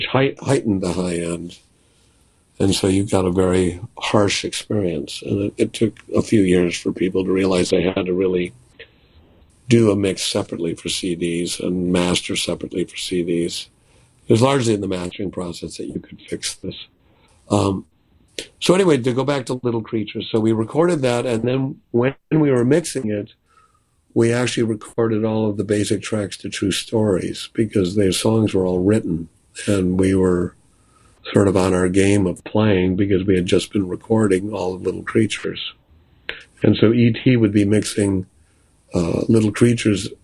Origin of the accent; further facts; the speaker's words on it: Milwaukee, Wisconsin, United States; now in New York, United States; where I grew up in Milwaukee